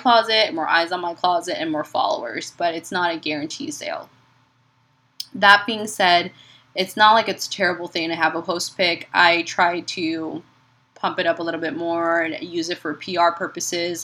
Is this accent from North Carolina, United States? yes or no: no; Chicago, Illinois, United States; now in San Antonio, United States; I grew up in Chicago